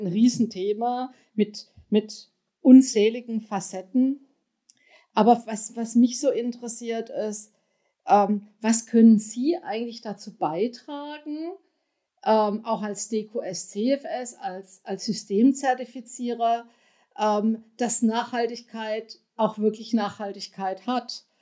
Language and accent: German; Germany; wir sind als Deutsche